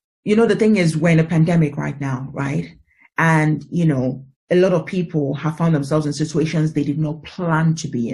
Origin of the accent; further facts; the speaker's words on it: Nigeria; I'm originally African, I'm originally Nigerian